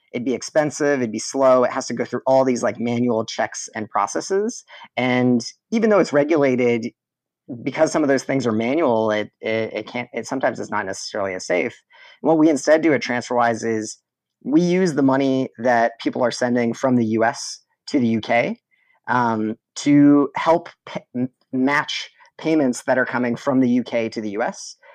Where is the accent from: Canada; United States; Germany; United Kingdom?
Canada; southwestern Ontario; I was born in Canada, raised in southwestern Ontario, right near the border. of Detroit, Michigan.